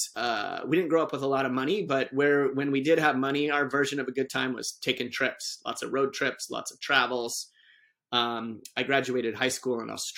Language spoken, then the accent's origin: English; Durango, Colorado, United States; also born or lived in Grand Junction, Colorado / Ouray, Colorado; So I grew up in Colorado. I was born in Grand Junction, Colorado, very quickly moved to a very small town called Ouray